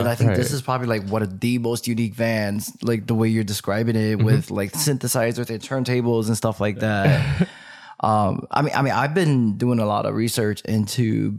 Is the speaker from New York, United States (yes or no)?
yes; New York, United States; I'm from New York